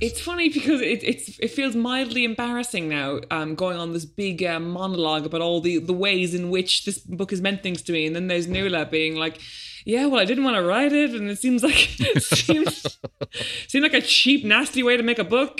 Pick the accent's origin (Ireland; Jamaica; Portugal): Ireland; now in London, United Kingdom; as an Irish adult, considering I've never had a real job there and I've never paid taxes